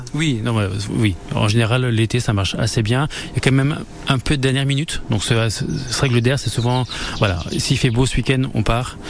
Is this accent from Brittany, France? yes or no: no; Argonne, Champagne, Grand Est, France; je suis de l'Argonne et je suis de la Champagne